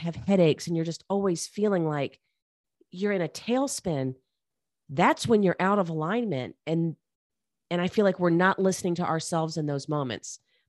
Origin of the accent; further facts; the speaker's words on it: Charlotte, North Carolina, United States; I grew up in Charlotte, North Carolina.